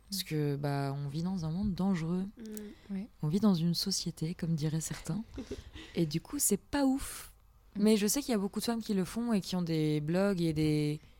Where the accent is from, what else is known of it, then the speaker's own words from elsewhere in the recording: Poland; le mec euh, se prend de sympathie parce que je suis polonaise et tout, il nous prend en voiture.